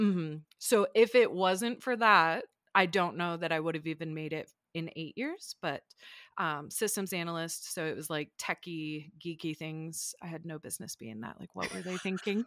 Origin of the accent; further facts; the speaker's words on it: small farm town outside Ann Arbor, Michigan, United States; moved away as an adult; now in Denver, United States; I was born and raised in a small farm town right outside of Ann Arbor, Michigan